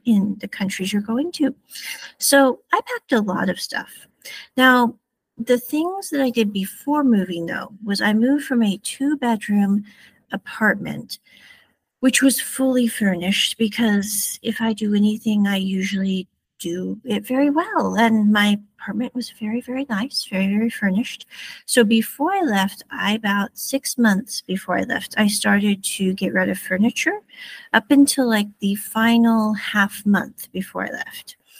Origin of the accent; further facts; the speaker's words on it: Midwest, United States; moved away as an adult; now in Taiwan; I'm from the Midwest